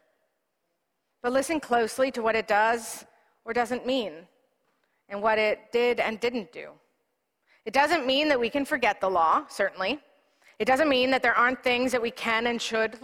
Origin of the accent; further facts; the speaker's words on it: Canada; as a Presbyterian, as a Canadian